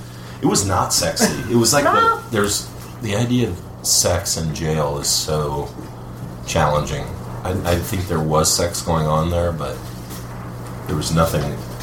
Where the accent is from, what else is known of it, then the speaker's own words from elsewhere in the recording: California, United States; moved away; Yeah, I'm from California.